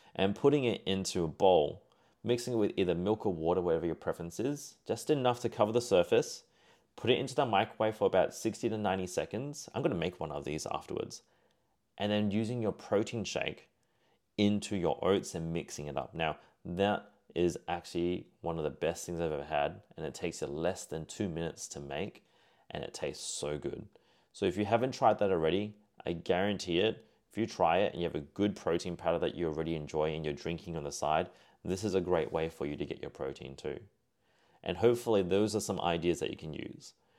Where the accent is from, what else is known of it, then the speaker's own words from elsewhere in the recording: Singapore; He was of Malaysian descent, like myself, being Singaporean.